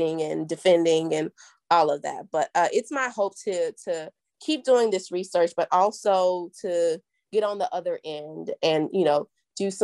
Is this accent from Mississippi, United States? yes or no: yes; Jackson, Mississippi, United States; moved away as an adult; also born or lived in Nashville, Tennessee; my hometown, in Jackson, Mississippi